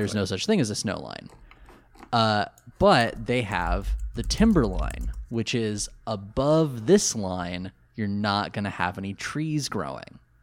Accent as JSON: {"language": "English", "region": "California", "country": "United States", "said": "Coming from California"}